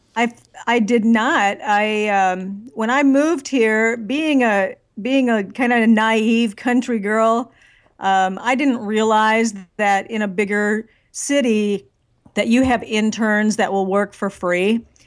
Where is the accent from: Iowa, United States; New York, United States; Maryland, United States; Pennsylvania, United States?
Iowa, United States; northwest corner of; now in Nashville, United States; I grew up in the Midwest, um, in the furthest northwest corner of Iowa that you could ever get to.